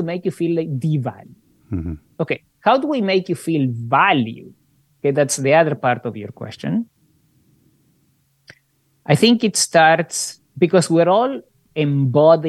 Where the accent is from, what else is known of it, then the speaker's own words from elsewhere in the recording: Argentina; moved away; also born or lived in Australia / Canada; I grew up in Argentina under a fascist dictatorship